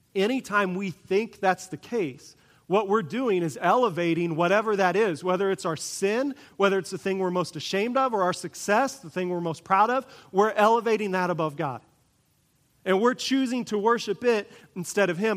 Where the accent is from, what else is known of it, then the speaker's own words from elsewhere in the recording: Kansas, United States; I grew up in Kansas